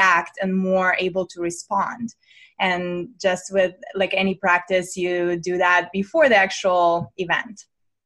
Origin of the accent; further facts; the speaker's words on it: Russia; moved away; also born or lived in United States; I'm born and raised in Russia.